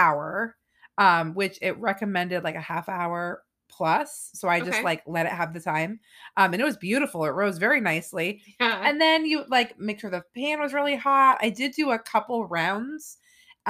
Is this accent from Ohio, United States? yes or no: no; California, United States; now in Florida, United States; I'm from California